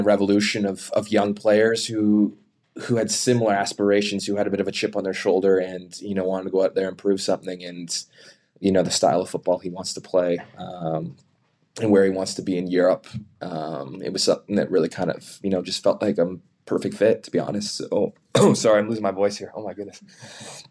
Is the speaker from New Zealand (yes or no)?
no; Canada